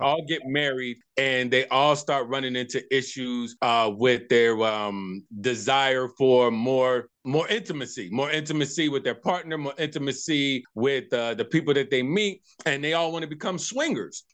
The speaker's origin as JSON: {"language": "English", "town": "Tucson", "region": "Arizona", "country": "United States", "tie": "born or raised there", "said": "So I'm actually born and raised from Tucson, Arizona, Tucson, Arizona"}